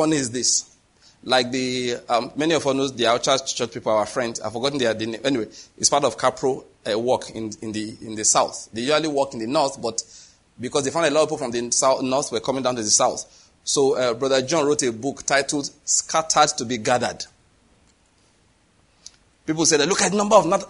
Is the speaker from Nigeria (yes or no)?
yes; Nigeria; I'm Nigerian